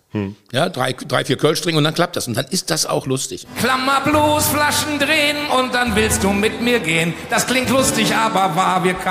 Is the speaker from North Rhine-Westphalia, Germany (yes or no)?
yes; North Rhine-Westphalia, Germany; Bin, ich bin auch kein Rheinländer, ich bin Westfale, da merkt man das vielleicht.